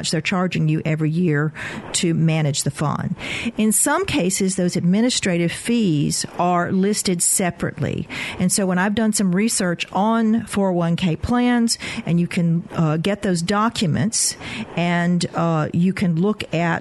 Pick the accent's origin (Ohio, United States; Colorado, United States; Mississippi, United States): Mississippi, United States; coast of; moved away; I grew up on the coast of Mississippi